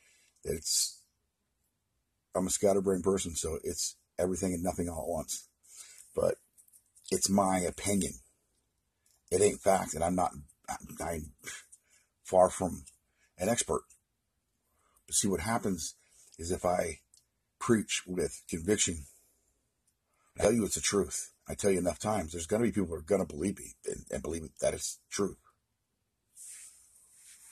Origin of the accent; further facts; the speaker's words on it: Oregon, United States; my hometown in Oregon